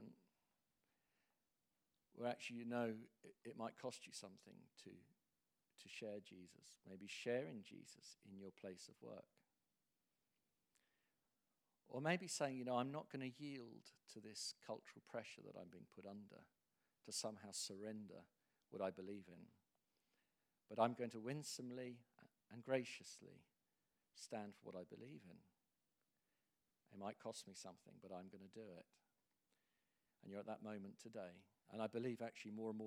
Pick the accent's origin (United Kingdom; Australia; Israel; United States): United Kingdom; England; as an Englishman